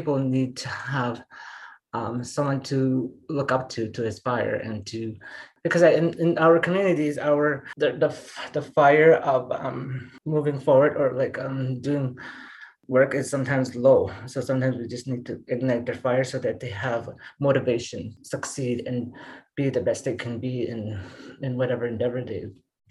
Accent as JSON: {"language": "English", "area": "Treaty 3", "region": "Ontario", "country": "Canada", "tie": "born or raised there", "said": "when I was growing up in Treaty 3, when I was teenager"}